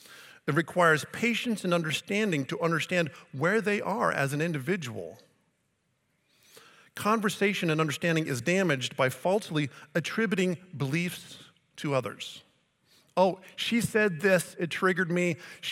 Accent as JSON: {"language": "English", "town": "Colbert", "country": "United States", "said": "I'm from Colbert. All of you non-Colbert people, you're bad."}